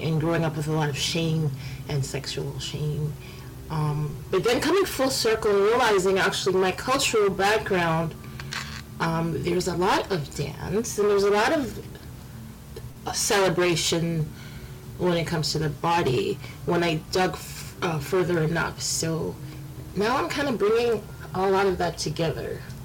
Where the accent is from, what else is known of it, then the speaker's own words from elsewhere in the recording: Canada; I was born in Canada. My parents are from from the Caribbean